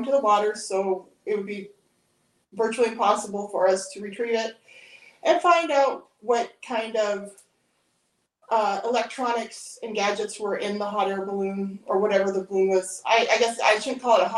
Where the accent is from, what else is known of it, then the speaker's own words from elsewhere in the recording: Montana, United States; I grew up on the High Line